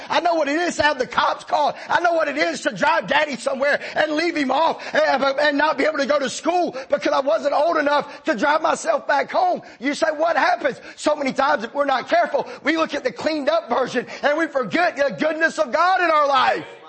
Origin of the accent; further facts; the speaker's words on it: Marietta, College Park, Georgia, United States; my daddy took a job where we, we moved from Marietta to Riverdale. And well, we moved to College Park at the time. We never found another church. I spent my entire teen years out of church.